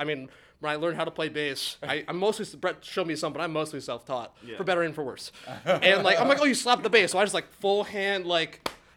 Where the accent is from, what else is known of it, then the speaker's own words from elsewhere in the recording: Agawam, Massachusetts, United States; moved away as an adult; now in Easthampton, United States; I'm from Agawam, but now I live in East Hampton.